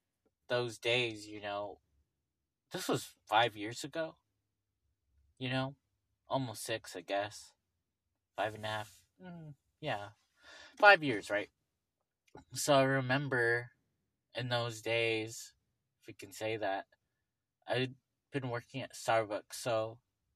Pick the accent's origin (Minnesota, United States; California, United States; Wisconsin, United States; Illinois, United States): California, United States; Los Angeles; I grew up in Venice.